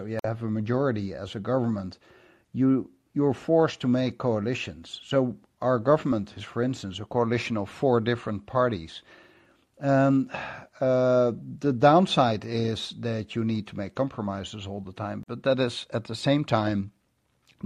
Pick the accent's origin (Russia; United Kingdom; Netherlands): Netherlands